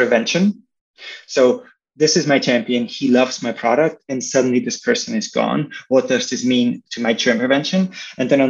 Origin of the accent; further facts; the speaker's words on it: Austria; moved away as an adult; also born or lived in Chicago, United States; now in San Francisco, United States; originally, I'm from Austria